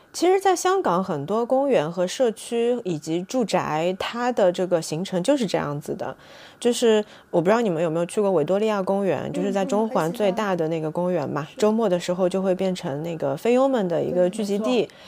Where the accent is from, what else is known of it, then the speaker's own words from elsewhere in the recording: southern China, China; 我这个南方人